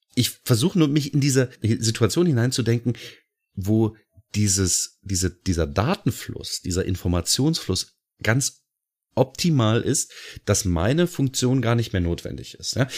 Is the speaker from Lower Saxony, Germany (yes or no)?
yes; Lower Saxony, Germany; bei uns in Niedersachsen, also beziehungsweise in der Gegend, in der ich wohne, hieß es ganz häufig, ja, ich arbeite bei VW